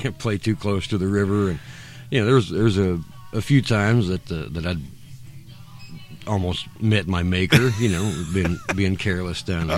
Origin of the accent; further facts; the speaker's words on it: Woodbury, Kentucky, United States; also born or lived in Bowling Green, Kentucky; moved to. Uh, Woodbury, where my where my mom is from, and, and my grandparents mm-hmm. are from Butler County, um, I moved down there. I started fifth grade